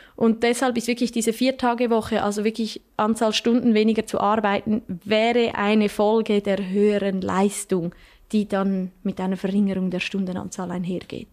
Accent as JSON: {"language": "German", "country": "Switzerland", "said": "bei uns in der Schweiz"}